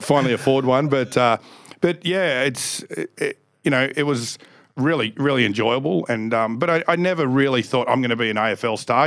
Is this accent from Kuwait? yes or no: no; Canberra, Australian Capital Territory, Australia; born and raised in Canberra